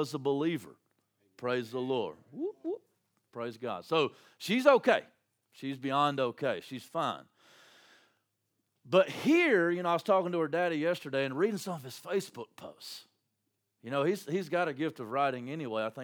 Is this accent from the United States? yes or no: yes; Landrum, South Carolina, United States; my hometown, Landrum